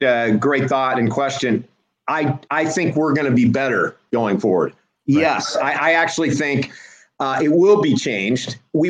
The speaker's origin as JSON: {"language": "English", "town": "Washington", "region": "Iowa", "country": "United States", "tie": "born or raised there", "moved": "yes", "said": "Born and raised in Washington, Iowa. It's 30 miles south Iowa City, University of Iowa."}